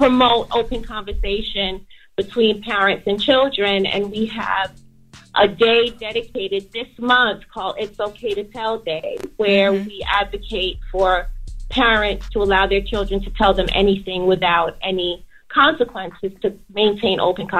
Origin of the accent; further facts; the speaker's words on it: New Jersey, United States; I'm from Jersey, yeah.